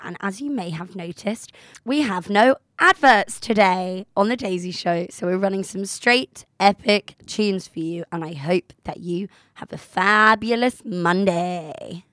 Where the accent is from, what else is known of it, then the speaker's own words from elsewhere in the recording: Menorca, Balearic Islands, Spain; moved away; all my years growing up in Menorca